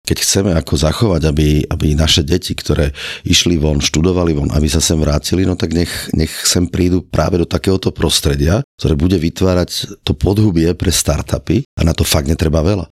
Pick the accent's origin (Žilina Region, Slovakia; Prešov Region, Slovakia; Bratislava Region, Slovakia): Prešov Region, Slovakia; Mengusovce; Ja som teda ako vyrastal v dedine Mengusovce, ako detstvo som tam prežil pod, pod kopcami